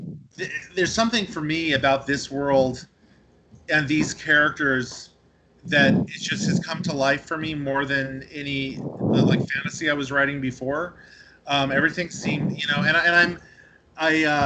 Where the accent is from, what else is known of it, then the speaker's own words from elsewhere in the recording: Santa Cruz, California, United States; I'm from Santa Cruz